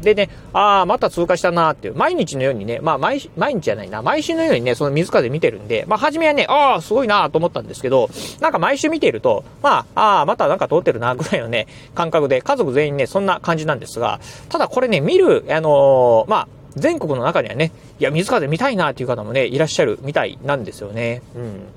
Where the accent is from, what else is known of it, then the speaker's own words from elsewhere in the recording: Kochi, Japan; 南国高知でね、生まれ育って